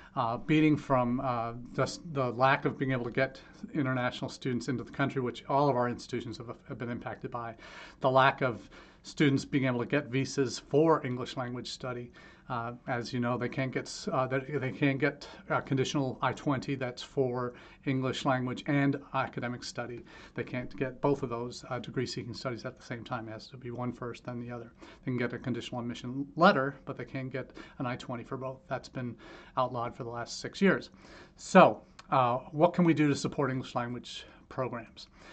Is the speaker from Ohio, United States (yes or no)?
yes; Ohio, United States; my hometown here in Ohio